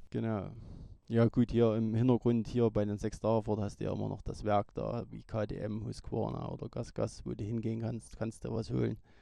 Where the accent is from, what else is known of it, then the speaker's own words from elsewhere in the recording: Niedersteinbach, Saxony, Germany; also born or lived in Rochlitz; Ich komme aus Niedersteinbach, bin 43 Jahre alt, 1979 in Rochlitz geboren